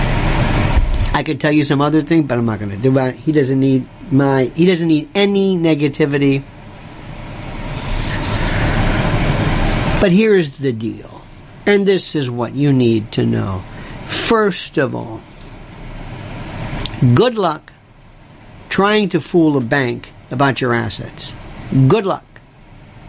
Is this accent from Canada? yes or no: yes; Canada; I'm from Canada.